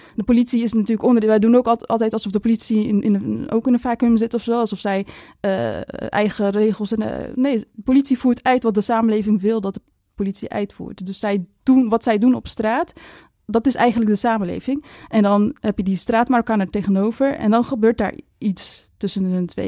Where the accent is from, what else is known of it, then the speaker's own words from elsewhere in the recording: Maasluis, South Holland, Netherlands; In Maasluis, ik kom dan uit Maasluis